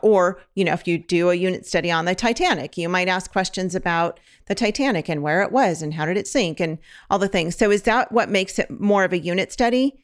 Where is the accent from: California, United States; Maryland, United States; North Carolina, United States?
California, United States; now in Oklahoma, United States; we're from California.